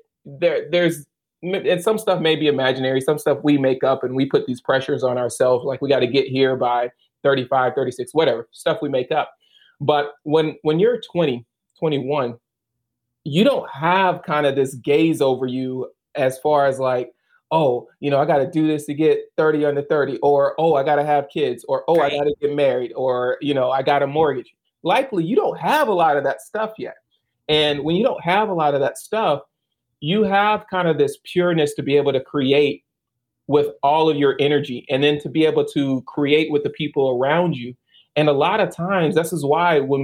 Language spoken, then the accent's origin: English; Baton Rouge, Louisiana, United States; moved away as an adult; I'm originally from Baton Rouge. And I spent 26 years in Baton Rouge